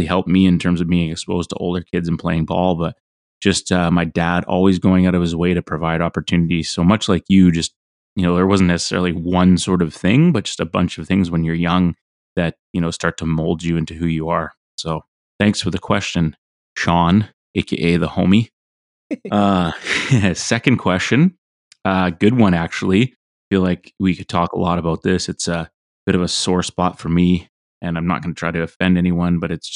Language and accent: English; Victoria, British Columbia, Canada; also born or lived in Penticton, Canada; I was born in Penticton, and then we actually moved down to Victoria